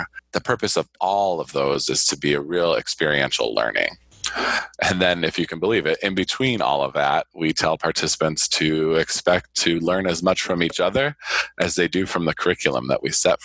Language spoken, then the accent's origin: English; Ohio, United States; also born or lived in Michigan; now in Arizona, United States; I was born in Michigan, and you mentioned that I grew up in Ohio